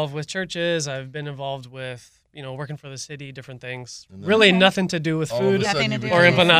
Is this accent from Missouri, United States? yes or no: yes; Missouri, United States; moved away; originally I'm from Missouri.